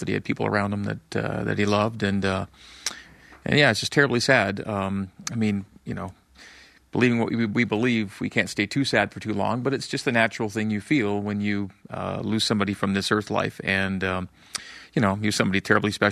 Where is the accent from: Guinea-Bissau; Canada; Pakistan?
Canada; now in Utah, United States; growing up in Canada